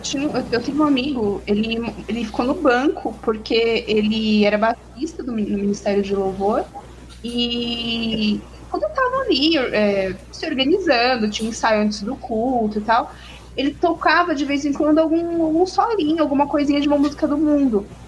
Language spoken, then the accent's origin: Portuguese; São Paulo, Brazil; now in Minas Gerais, Brazil; eu estou morando em Minas, mas eu sou de São Paulo